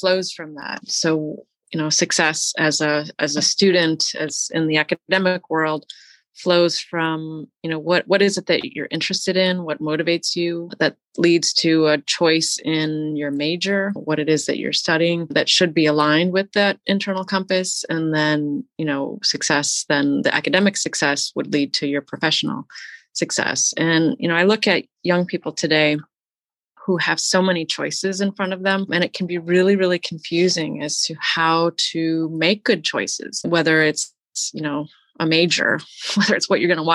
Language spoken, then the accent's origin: English; Detroit, Michigan, United States; I grew up outside of Detroit, Michigan